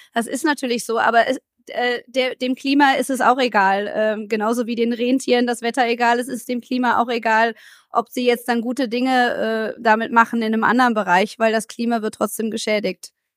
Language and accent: German; Germany; wir als Deutsche